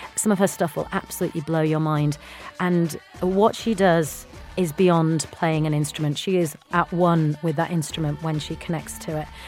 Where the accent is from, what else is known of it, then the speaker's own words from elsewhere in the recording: Bradford, Yorkshire and the Humber, United Kingdom; growing up in uh, up north in Bradford in Yorkshire as an Indian girl